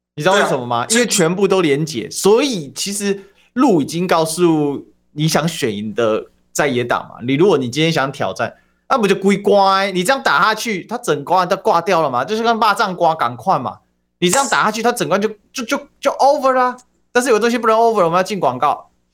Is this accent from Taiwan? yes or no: yes; Kaohsiung, Taiwan; 问题是我高雄人，我最清楚嘛